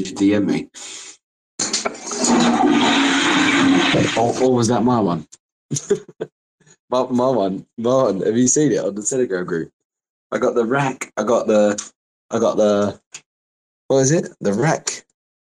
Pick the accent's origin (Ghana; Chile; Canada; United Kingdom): United Kingdom; I'm proper British, bruv, right? I used to have a caravan in Whitstable, which is a seaside town in Kent